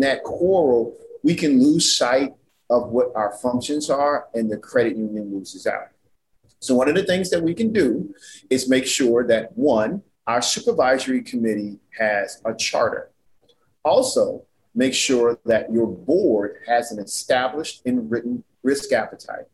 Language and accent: English; New Orleans, Louisiana, United States; moved away; I'm originally from New Orleans, Louisiana